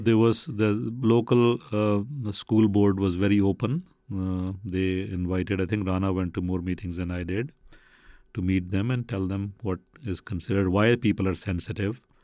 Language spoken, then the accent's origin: English; Faisalabad, Punjab, Pakistan; moved away; also born or lived in Brooklyn / Saginaw, Michigan; I was born in Faisalabad, Pakistan, which used to be called Lilpur